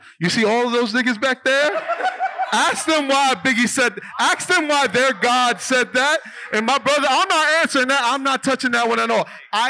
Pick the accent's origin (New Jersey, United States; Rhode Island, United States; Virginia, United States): New Jersey, United States; So I'm not from New York. I'm from Jersey.